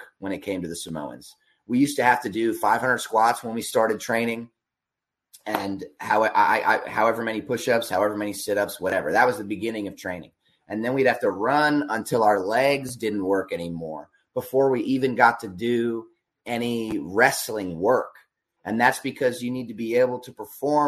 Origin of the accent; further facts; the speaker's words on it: Berks County, Pennsylvania, United States; I grew up in Berks County